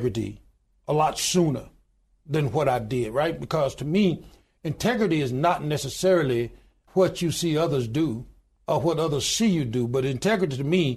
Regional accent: Goodwater, Alabama, United States; I was born in the Deep South. I was born in a little small town in Goodwater, Alabama, population 1,292 today

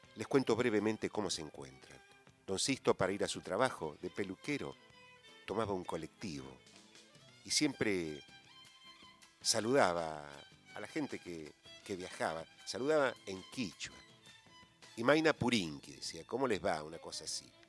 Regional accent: Argentina; nosotros pensamos, los argentinos, que, que no somos latinoamericanos

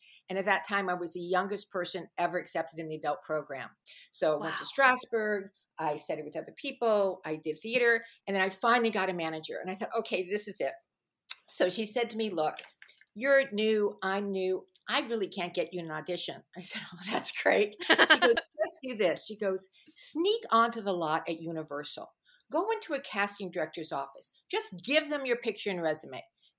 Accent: Fairfax, United States; I grew up in Fairfax, and everyone from Fairfax, they thought they were from New York.

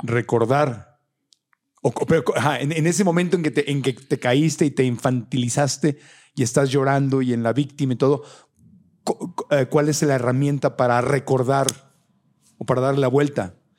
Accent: Mexico

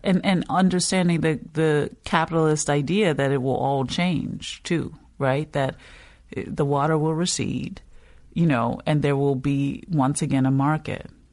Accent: New Orleans, Louisiana, United States; I'm from New Orleans, but you're realizing that no one is thinking New Orleans East when you say that.

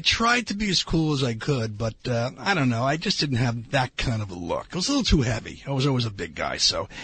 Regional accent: Long Island, New York, United States; I grew up on Long Island, so it was a little bit different.

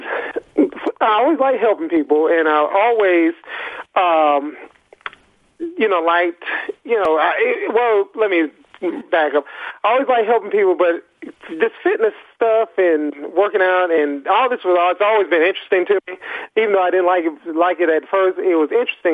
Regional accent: Athens, Georgia, United States; I'm from Athens, Georgia

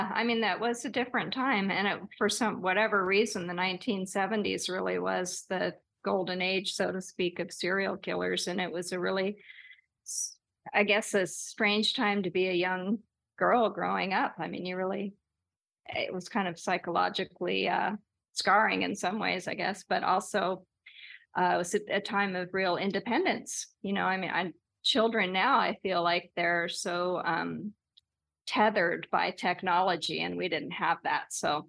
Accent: Los Angeles, California, United States; it is about growing up in Los Angeles with my wild mom and my rockin' dad, but it's also a parallel history of Los Angeles.

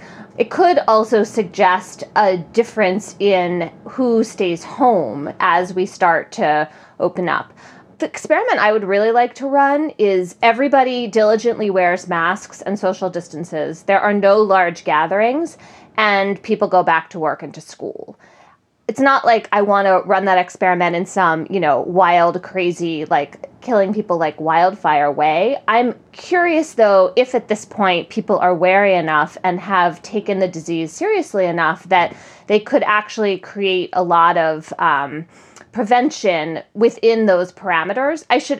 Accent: Connecticut, United States; I looked up the data in Connecticut, my home state, the other day

